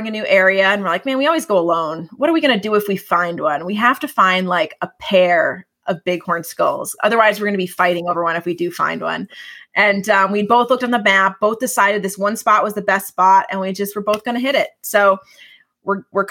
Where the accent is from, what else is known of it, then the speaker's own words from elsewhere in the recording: New England, United States; Growing up in New England